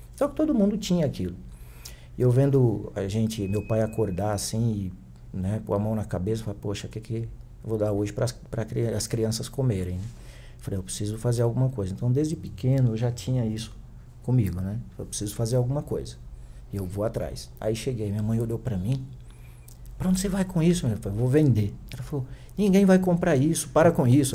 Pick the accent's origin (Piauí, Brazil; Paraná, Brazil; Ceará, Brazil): Piauí, Brazil; Picos; moved away as an adult; now in São Paulo, Brazil; a minha terra natal, né, o Piauí